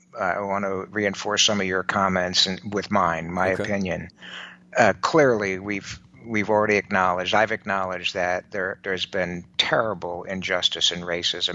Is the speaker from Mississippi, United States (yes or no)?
yes; Mississippi, United States; I grew up in Mississippi in the 1960s and it was hell.